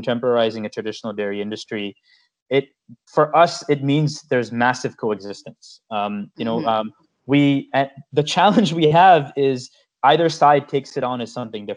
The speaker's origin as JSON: {"language": "English", "country": "United States", "tie": "born or raised there", "said": "growing up in the United States as a kid, you know, going to elementary school and spending pretty much my entire childhood here"}